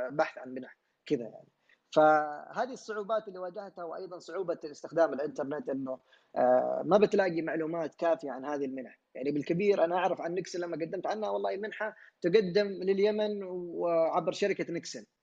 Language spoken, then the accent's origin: Arabic; Yemen; moved away as an adult; طبعا خرجت من اليمن آه، خلال دراستي في كندا